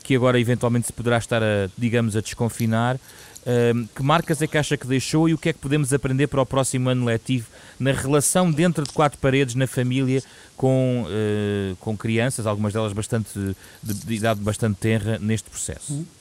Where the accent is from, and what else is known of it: Portugal